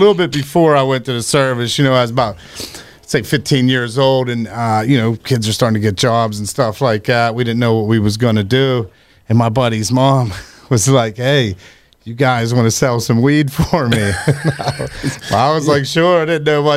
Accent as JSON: {"language": "English", "area": "Washington County", "region": "Pennsylvania", "country": "United States", "tie": "born or raised there", "said": "I grew up in Washington County. Down and went to Chartiers Houston High School."}